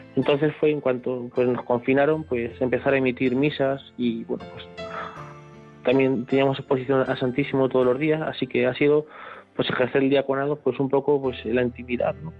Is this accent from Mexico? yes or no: no; not far from Santa Cruz de la Zarza, Castilla-La Mancha, Spain; la que yo he crecido, ¿no? Pues aquí no está muy, muy lejos de mi pueblo